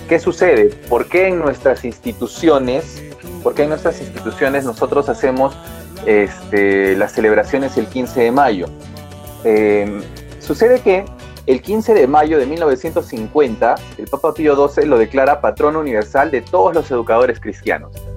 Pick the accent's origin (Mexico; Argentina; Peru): Peru; como buen peruano